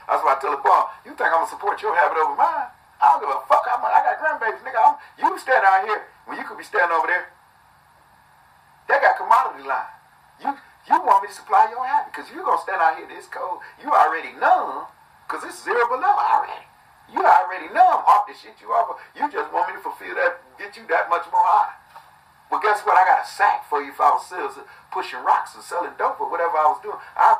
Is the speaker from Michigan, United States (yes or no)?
yes; Detroit, Michigan, United States; I'm from Detroit, Flint, however you want to put it.